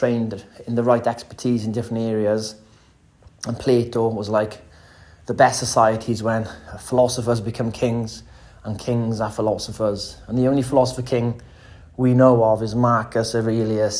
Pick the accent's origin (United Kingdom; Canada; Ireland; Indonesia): United Kingdom; Wales; I'm from Wales